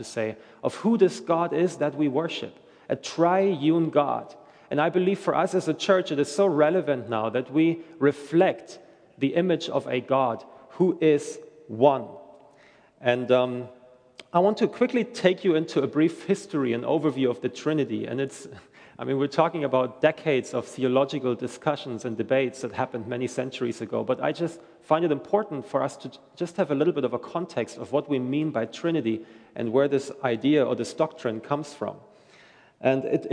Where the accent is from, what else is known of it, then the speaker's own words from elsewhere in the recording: Germany; moved away as an adult; I'm originally from Germany